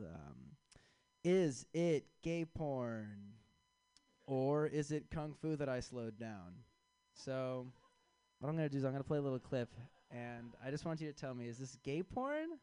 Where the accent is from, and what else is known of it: Chicago, Illinois, United States